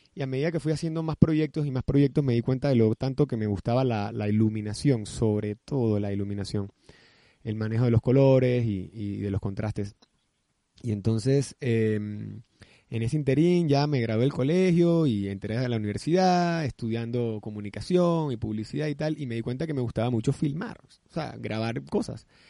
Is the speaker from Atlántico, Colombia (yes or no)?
yes; Barranquilla, Atlántico, Colombia; now in Panama; soy barranquillero, pero mi madre es paisa.